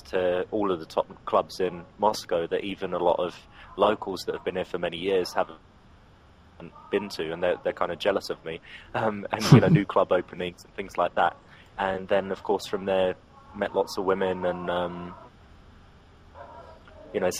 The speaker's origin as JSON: {"language": "English", "region": "England", "country": "United Kingdom", "accent": "English", "said": "I'm English."}